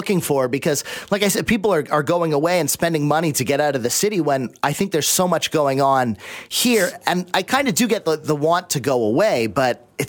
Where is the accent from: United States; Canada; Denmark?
Canada; Abbotsford, British Columbia; I grew up in Abbotsford